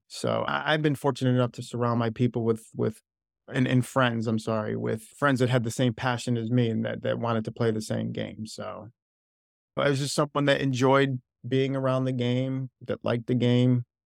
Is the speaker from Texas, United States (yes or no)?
no; Wethersfield, Connecticut, United States; Yeah, I'm from Wethersfield, Connecticut.